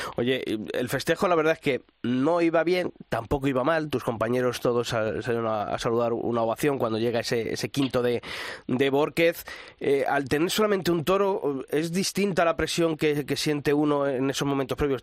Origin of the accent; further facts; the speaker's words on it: Castile, Spain; soy castellano